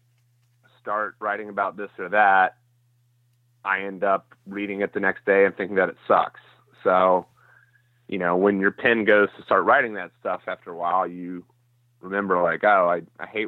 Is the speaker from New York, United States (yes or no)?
no; Roswell, Georgia, United States; moved away as an adult; also born or lived in Athens, Georgia; now in Nashville, United States; I was probably 5 when I moved there. And I grew up there in Atlanta